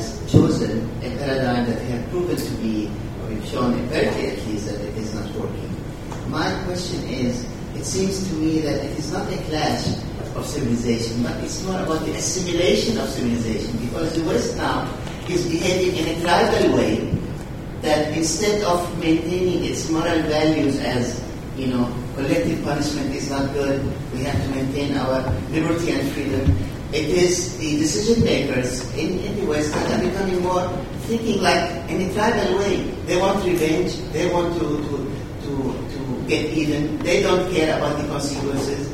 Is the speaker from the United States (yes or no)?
no; Syria; now in United Arab Emirates; I'm originally from Syria. Currently living in the United Arab Emirates.